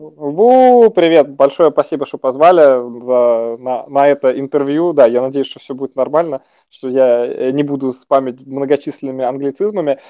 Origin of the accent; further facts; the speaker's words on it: Moscow, Russia; родился в 5.40 в 27-м Коптевском роддоме 2 декабря